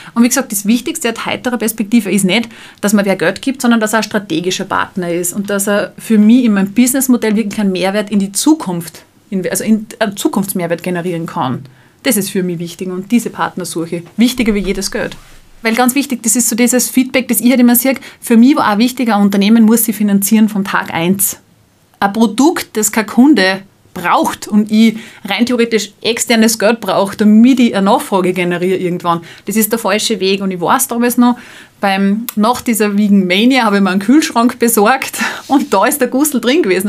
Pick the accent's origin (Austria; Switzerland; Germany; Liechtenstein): Austria; Salzburg; Ich selbst komme aus Salzburg